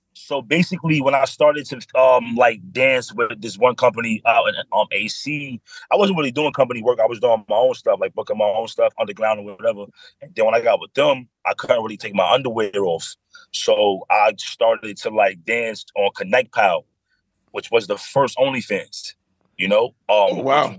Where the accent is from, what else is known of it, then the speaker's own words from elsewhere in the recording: New York City, New York, United States; I grew up in the Bronx, one seven five